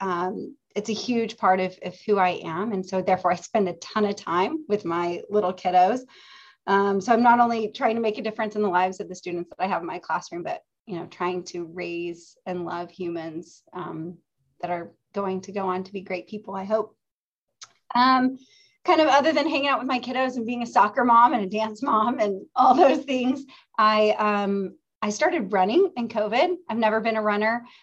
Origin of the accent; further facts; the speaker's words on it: Oklahoma, United States; moved away as an adult; also born or lived in Los Angeles; I grew up in Oklahoma and I attended the University of Central Oklahoma as an undergraduate.